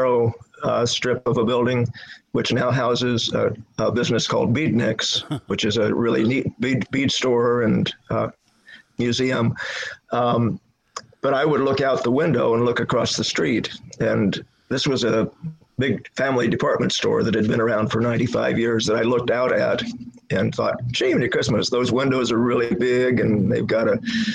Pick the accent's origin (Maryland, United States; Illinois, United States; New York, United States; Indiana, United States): Illinois, United States; moved away as an adult; also born or lived in Missouri; now in Brattleboro, United States; I was born and raised in Illinois